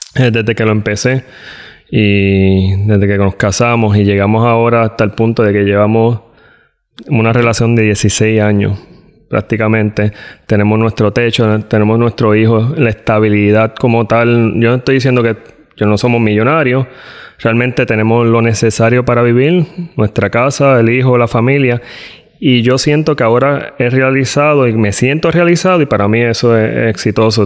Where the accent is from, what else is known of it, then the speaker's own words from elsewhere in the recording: Puerto Rico; moved away as an adult; cuando salimos de Puerto Rico fue para el tiempo de María